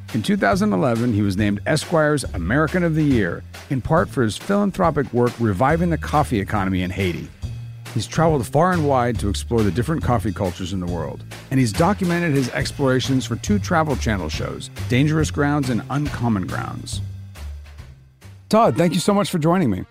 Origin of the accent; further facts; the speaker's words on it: Milan, Lombardy, Italy; moved away; also born or lived in Rome; which I've never saw in Italy growing up